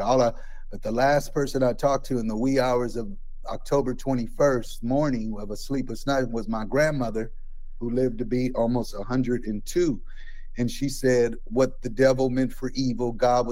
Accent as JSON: {"language": "English", "town": "Oakland", "region": "California", "country": "United States", "tie": "born or raised there", "said": "I'm from Oakland, raised in Oakland, grew up maybe 10 minutes from the Coliseum"}